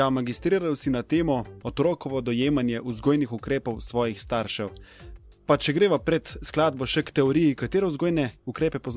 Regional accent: Tolmin, Gorizia, Slovenia; now in Ljubljana, Slovenia; prihajam iz Tolmina. Iz Tolmina.

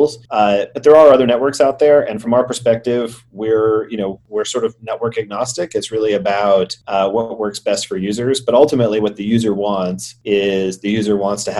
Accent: Atlanta, Georgia, United States; moved away as an adult; also born or lived in San Francisco; I'm from Atlanta, started in the real estate field.

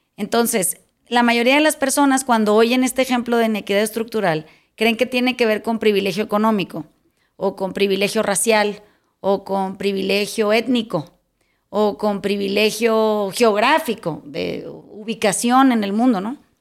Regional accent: Mazatlán, Sinaloa, Mexico; cuando era chiquita, cuando era en Mazatlán hay una plaza de toros

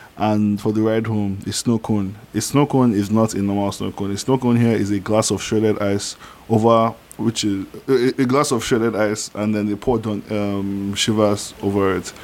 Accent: Niger; English is a second language; moved away; I come from Niger so like English isn't my first language.

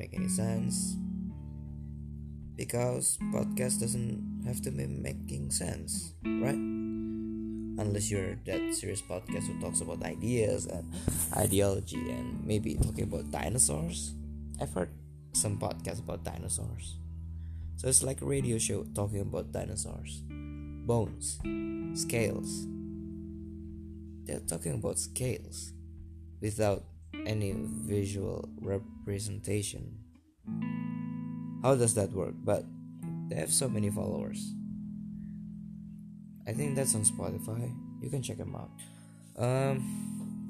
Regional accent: Surabaya, East Java, Indonesia; English is a second language; I'm from a city called Surabaya

